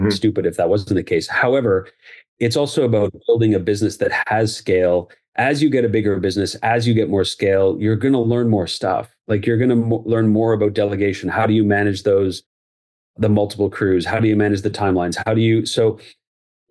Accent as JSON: {"language": "English", "town": "Barrie", "region": "Ontario", "country": "Canada", "tie": "born or raised there", "said": "So born and raised in Barrie, went to school at Laurier."}